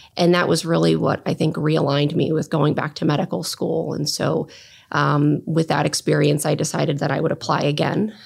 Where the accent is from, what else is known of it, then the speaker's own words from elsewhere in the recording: southern New Jersey, United States; moved away as an adult; also born or lived in Hartford, Connecticut; now in Columbus, United States; I grew up in southern New Jersey, um, right outside of Philadelphia